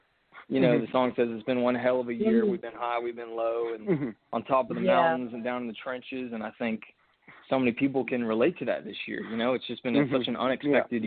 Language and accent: English; Fort Worth, Texas, United States; now in Nashville, United States; I grew up in Fort Worth, Texas